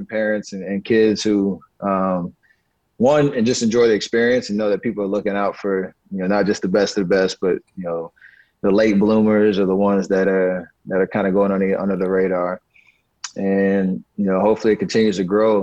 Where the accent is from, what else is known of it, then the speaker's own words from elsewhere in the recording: Charlotte, North Carolina, United States; growing up in Charlotte